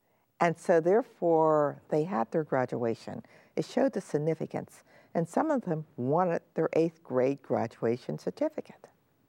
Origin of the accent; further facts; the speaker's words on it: Pennsylvania, United States; also born or lived in Griffin, Georgia; I came to Pennsylvania when I was 1 year old, and I was born in Griffin, Georgia, which is near Atlanta.